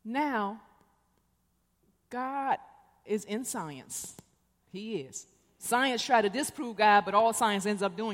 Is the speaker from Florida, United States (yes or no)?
no; Detroit, Michigan, United States; moved away; also born or lived in Korea / Chicago; I'm from Detroit. I was born in Korea, but I spent most of my life in Detroit, Michigan. I went to high school in the Cass Corridor